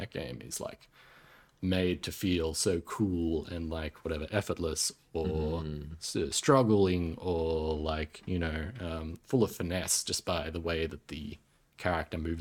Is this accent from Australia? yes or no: yes; Australia; accent: middle, upper class Australian; I speak in, you know, whatever, middle, upper class Australian lingo